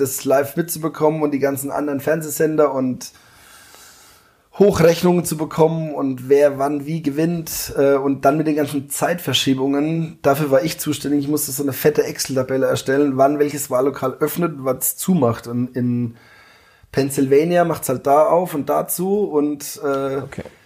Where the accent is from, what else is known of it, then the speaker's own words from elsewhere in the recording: Rhön, Lower Franconia, Bavaria, Germany; moved away as an adult; also born or lived in Munich; bin Fasching immer daheim gewesen